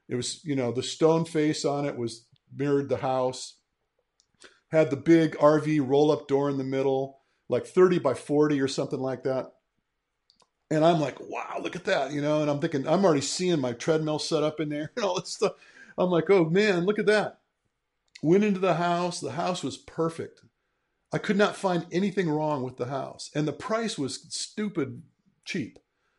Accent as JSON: {"language": "English", "region": "Michigan", "country": "United States", "tie": "born or raised there", "said": "I'm a Midwestern boy myself. I'm from Michigan. I don't know if you guys knew that, but mm-hmm. I was born and raised in Michigan."}